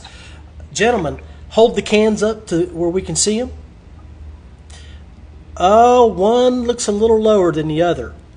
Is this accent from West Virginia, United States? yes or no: yes; West Virginia, United States; I'm from West Virginia.